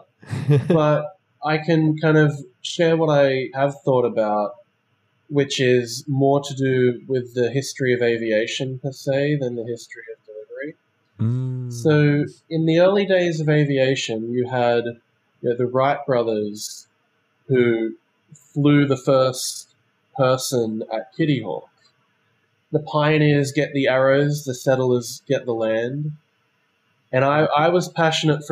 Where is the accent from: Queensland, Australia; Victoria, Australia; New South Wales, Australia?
New South Wales, Australia; Sydney; moved away as an adult; also born or lived in Shanghai; I'm originally from Sydney, Australia